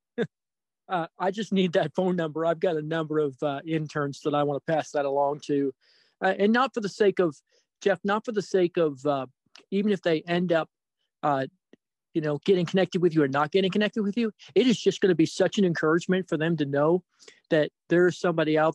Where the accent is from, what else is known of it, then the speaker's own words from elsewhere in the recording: the Maritimes, Canada; I grew up in the Maritimes and of Canada